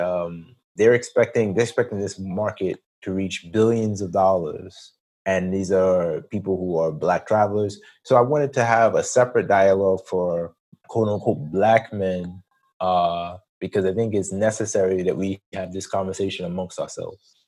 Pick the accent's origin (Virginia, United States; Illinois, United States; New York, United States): New York, United States; New York City; moved away as an adult; also born or lived in Atlanta, Georgia; am born and raised in Queens, New York